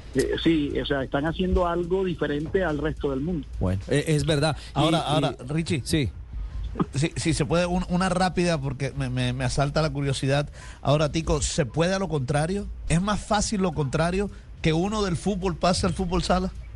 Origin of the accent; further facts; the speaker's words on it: Barranquilla, Atlántico, Colombia; yo también soy barranquillero, nosotros nos criamos